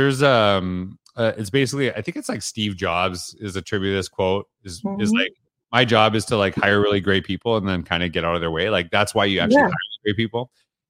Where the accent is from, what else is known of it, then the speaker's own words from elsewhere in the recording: Canada; So you know I'm from Canada.